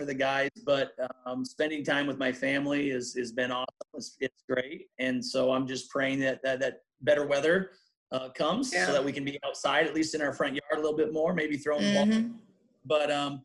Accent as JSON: {"language": "English", "town": "Humboldt", "region": "Iowa", "country": "United States", "said": "We're both from Humboldt, obviously a number of years apart, but both from Humboldt"}